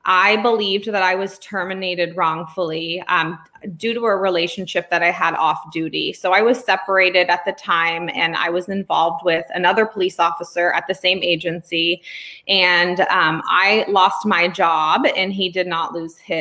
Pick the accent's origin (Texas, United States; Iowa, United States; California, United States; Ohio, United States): California, United States; also born or lived in Pennsylvania; I am from California